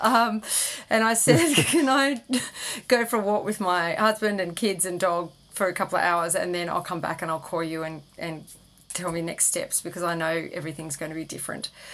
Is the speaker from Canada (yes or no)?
no; Sydney, New South Wales, Australia; I grew up in Sydney